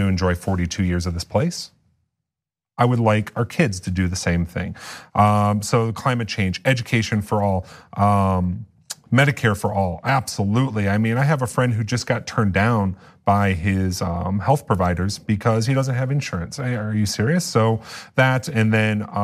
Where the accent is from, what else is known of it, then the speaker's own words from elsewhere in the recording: Bowling Green, Ohio, United States; my hometown, Bowling Green, Ohio